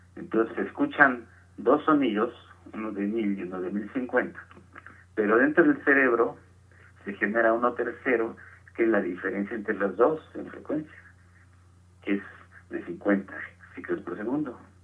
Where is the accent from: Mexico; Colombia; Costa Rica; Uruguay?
Mexico; Tequila, Jalisco; moved away as an adult; also born or lived in Guadalajara / England; now in Mexico City, Mexico; Nosotros jugábamos en mi pueblo, hay un pueblo de Jalisco que se llama Tequila.